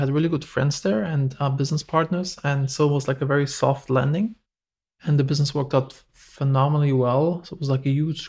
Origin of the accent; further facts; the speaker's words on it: close to Frankfurt, Hesse, Germany; moved away as an adult; also born or lived in Los Angeles, United States; now in Turkey; I'm from Germany originally, close to Frankfurt. Mm-hmm. I moved to Los Angeles in 2009.